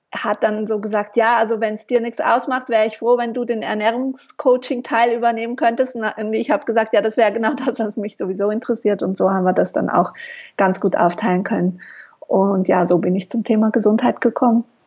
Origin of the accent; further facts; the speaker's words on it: Switzerland; also born or lived in Mallorca; Ich äh, bin Schweizerin, lebe in der Nähe von Basel